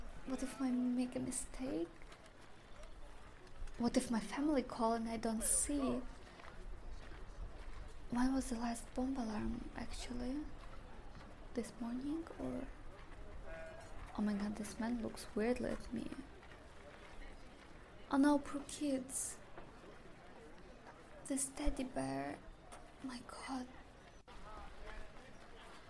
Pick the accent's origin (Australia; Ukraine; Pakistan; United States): Ukraine; Western Ukraine; moved away as an adult; also born or lived in Germany; now in Berlin, Germany; I'm from Ukraine.